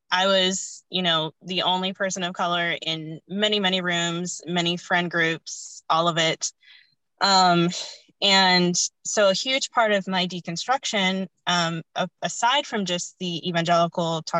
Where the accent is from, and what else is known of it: United States; born or raised there; also born or lived in India